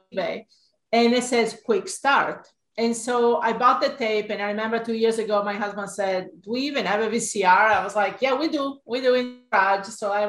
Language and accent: English; Italy; moved away as an adult; also born or lived in Hawaii; now in United States; I'm sure you will notice my accent. I actually grew up in Italy, and I came to the United States in 1985